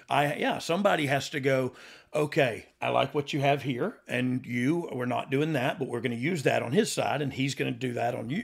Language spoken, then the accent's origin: English; the South, United States; I'm from the South, but, like, not really